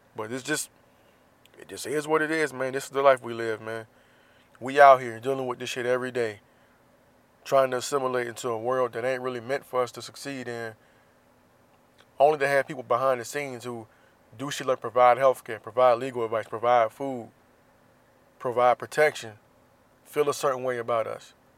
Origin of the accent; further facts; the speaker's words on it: Jacksonville, Florida, United States; moved away; my hometown, Jacksonville, Florida